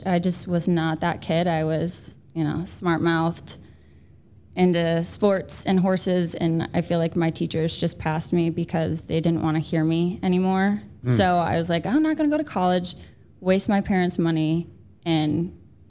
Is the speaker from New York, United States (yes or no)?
yes; Buffalo, New York, United States; moved away as an adult; also born or lived in Fort Bragg, North Carolina / South Carolina; now in North Carolina, United States; I'm from Buffalo